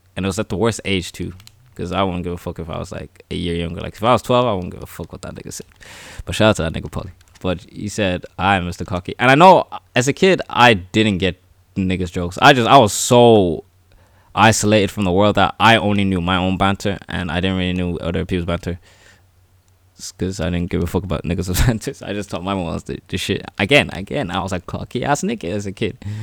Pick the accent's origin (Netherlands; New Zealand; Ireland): Ireland; a guy who was born and raised in Ireland, I know I'm black, I'm black and African